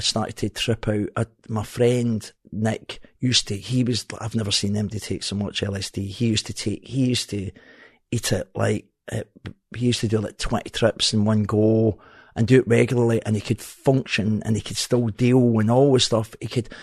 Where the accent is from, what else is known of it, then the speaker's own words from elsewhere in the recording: Glasgow, Scotland, United Kingdom; now in Helensburgh, United Kingdom; I'm from Partick. I says, from Partick, but I stay in Helensburgh